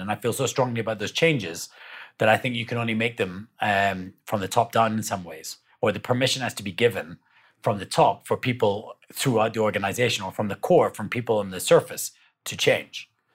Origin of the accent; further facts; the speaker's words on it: South Africa; being South African